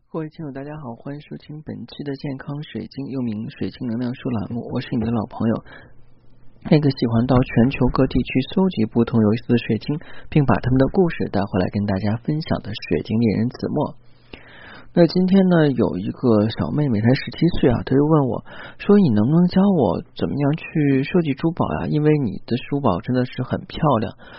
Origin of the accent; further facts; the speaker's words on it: China; 我们中国人